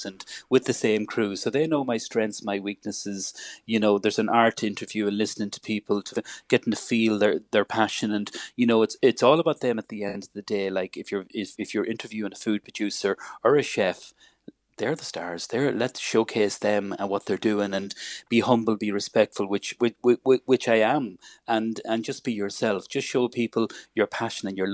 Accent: Ireland

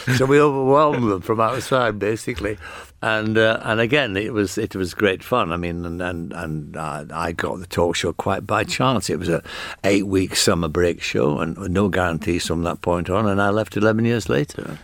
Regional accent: United Kingdom; accent: northern (Granada Land accent); you had to have an accent like mine to get a job there. I couldn't have got a job at the B B C as a doorman. with my accent

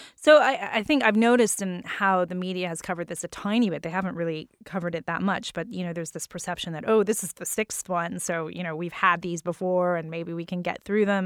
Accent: New Orleans, Louisiana, United States; I grew up in New Orleans

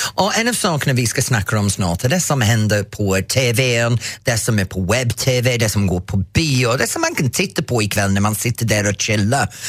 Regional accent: Norrtälje, Stockholm County, Sweden; born or raised there

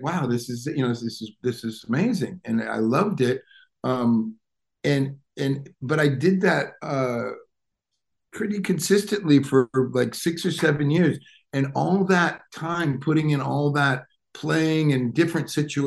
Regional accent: Detroit, Michigan, United States; moved away; I grew up outside of Detroit, Michigan.

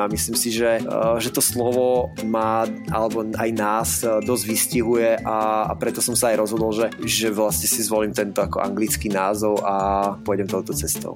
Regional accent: Liptov, Liptovský Mikuláš district, Žilina Region, Slovakia; moved away as an adult; also born or lived in Trnava; now in Prague, Czech Republic; ja pochádzam z malebnej dedinky na Liptove, uh, eh, kde som vyrastal v okrese Liptovský Mikuláš, uh, takže, takže ja som Lipták

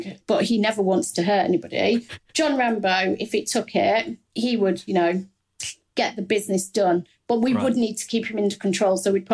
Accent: Midlands, United Kingdom; accent: Midlands; I'm from the Midlands

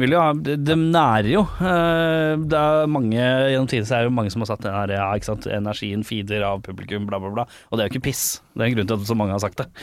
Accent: Oslo, Norway; Jeg som Lambertseter-gutt.

